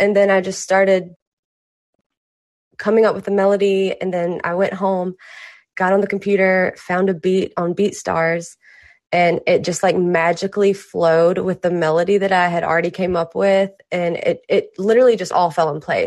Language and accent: English; Mississippi, United States; also born or lived in Los Angeles, United States; now in Nashville, United States; I'm originally from Mississippi, and I moved to LA for about 2 years